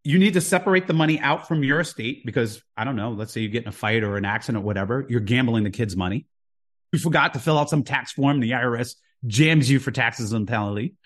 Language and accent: English; Jersey City, New Jersey, United States; moved away as an adult; also born or lived in Houston, Texas; now in Saint Thomas, US Virgin Islands; I grew up in Jersey City